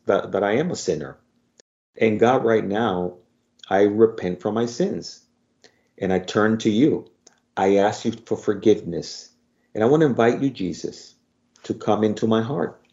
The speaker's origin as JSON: {"language": "English", "country": "Dominican Republic", "accent": "Spanish Dominican", "said": "my Spanish Dominican accent"}